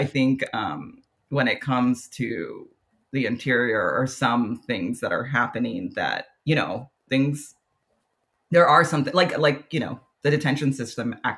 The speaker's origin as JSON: {"language": "English", "region": "Texas", "country": "United States", "moved": "yes", "lives_now": "Bellingham, United States", "said": "I'm from Texas."}